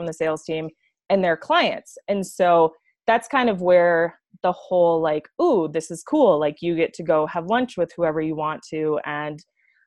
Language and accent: English; Wisconsin, United States; moved away as an adult; now in Colorado, United States; I am originally from Wisconsin